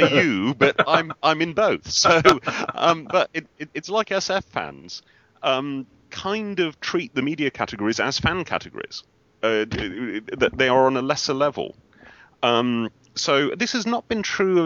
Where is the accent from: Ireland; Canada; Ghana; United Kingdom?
United Kingdom; being British